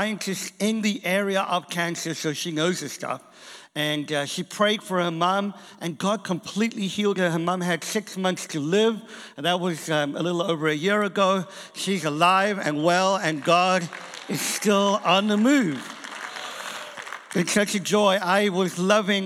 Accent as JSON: {"language": "English", "country": "South Africa", "also_born_or_lived": "England", "moved": "yes", "lives_now": "Boston, United States", "said": "I am from South Africa originally"}